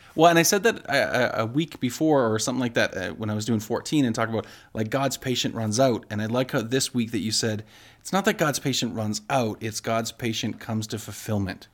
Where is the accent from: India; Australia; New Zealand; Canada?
Canada; I love being from Canada